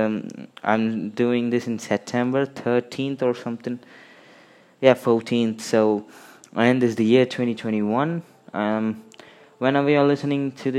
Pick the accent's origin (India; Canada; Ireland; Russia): India; I'm from India